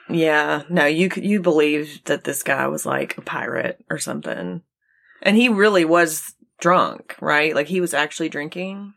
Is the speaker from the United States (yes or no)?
yes; Gulf Coast, United States; I grew up near the Gulf Coast